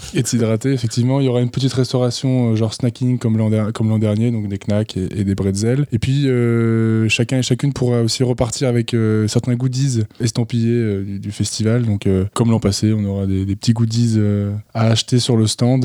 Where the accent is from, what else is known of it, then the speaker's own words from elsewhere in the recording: the Alps, France; je suis originaire des Alpes